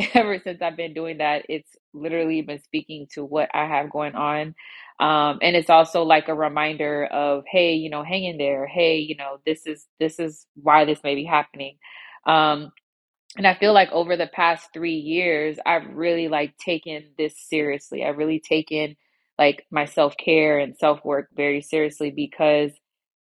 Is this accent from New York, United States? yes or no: yes; New York, United States; now in Houston, United States; So I am originally from New York. I have been living in Houston now for over 20 years